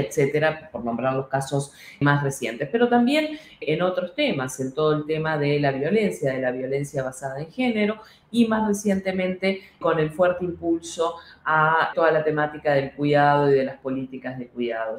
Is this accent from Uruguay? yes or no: yes; Uruguay; en el Uruguay, en mi país